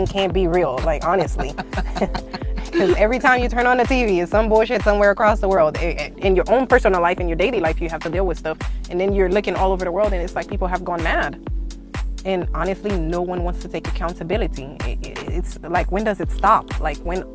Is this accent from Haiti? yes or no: yes; Haiti; now in United States; I grew up in the Caribbean's West Indies family, Haiti to be more precise, and I spent half of my life in the U.S. half of my life in Haiti, so I guess I'm a little bit of both.